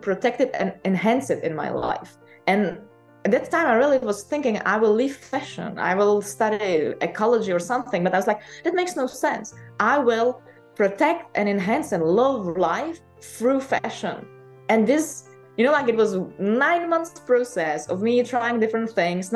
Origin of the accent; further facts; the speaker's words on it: Czechia; moved away as an adult; also born or lived in Paris, France; I moved back from Paris to Czech Republic and stayed with my mom for a while